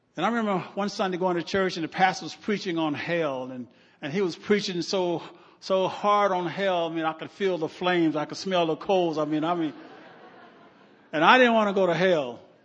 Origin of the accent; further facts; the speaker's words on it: Omaha, Nebraska, United States; And I'm from Omaha and I'm thinking, what in the world have I got myself into?